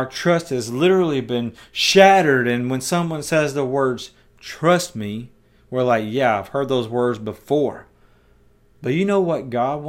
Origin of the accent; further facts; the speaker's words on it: United States; my American way of thinking in 2021